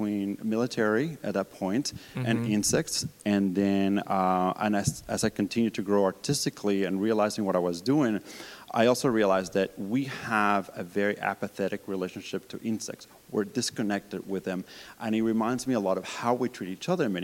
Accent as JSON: {"language": "English", "country": "Colombia", "tie": "born or raised there", "moved": "yes", "said": "Growing up in Colombia"}